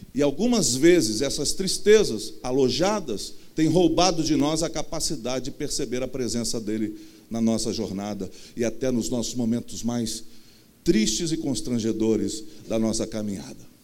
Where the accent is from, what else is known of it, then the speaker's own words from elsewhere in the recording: Rio de Janeiro, Brazil; accent: carioca; eu nasci no, no Rio de Janeiro mesmo, com esse jeito todo carioca que eu tenho